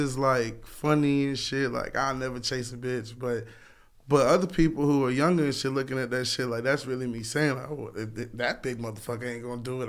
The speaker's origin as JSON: {"language": "English", "town": "Lakeland", "region": "Florida", "country": "United States", "tie": "born or raised there", "said": "I'm from Polk County."}